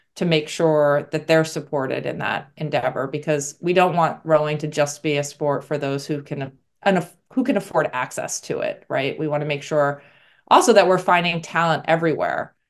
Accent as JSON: {"language": "English", "town": "New York City", "region": "New York", "country": "United States", "said": "I'm originally from New York, so came back to New York City"}